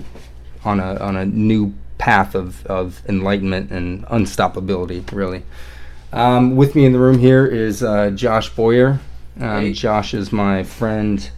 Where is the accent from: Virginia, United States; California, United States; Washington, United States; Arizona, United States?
Washington, United States; Everett; I was born in Everett, Washington